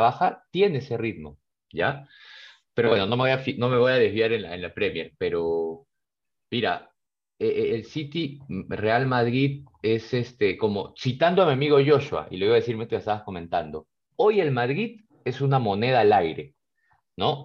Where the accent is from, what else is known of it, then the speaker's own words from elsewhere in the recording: Peru; somos peruanos